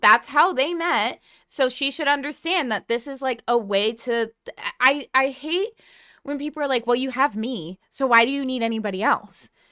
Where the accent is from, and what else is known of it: New England, United States; born or raised there